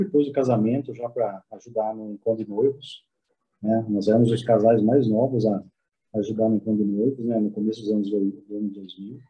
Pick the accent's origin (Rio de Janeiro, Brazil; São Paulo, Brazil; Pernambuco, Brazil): São Paulo, Brazil; Piracicaba; moved away as an adult; now in São José dos Campos, Brazil; Nós somos de Piracicaba, originário de Piracicaba, mas há exatos quase uns, há 10 anos, né, nós estamos morando aqui em São José dos Campos